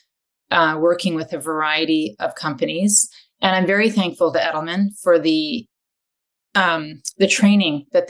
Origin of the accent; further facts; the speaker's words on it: Vancouver, British Columbia, Canada; moved away as an adult; also born or lived in Washington, United States / Paris, France / London, England / Asia; I'm originally from Vancouver and then went to school here and did an undergrad at UBC